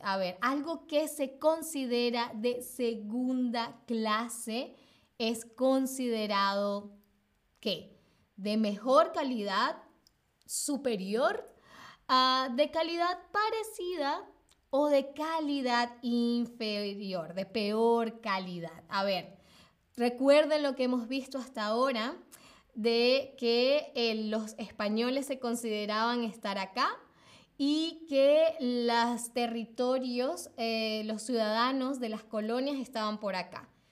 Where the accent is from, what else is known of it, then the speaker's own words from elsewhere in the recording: Venezuela; moved away as an adult; now in Berlin, Germany; me fui de Venezuela y me vine acá a Berlín sola